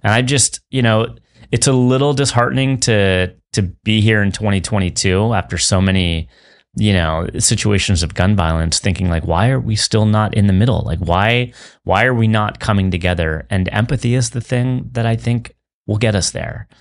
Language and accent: English; San Francisco, California, United States; I grew up in San Francisco